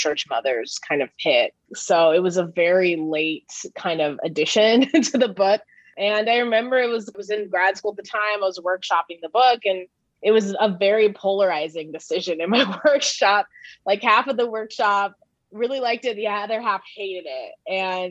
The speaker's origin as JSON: {"language": "English", "town": "Oceanside", "region": "California", "country": "United States", "tie": "born or raised there", "moved": "yes"}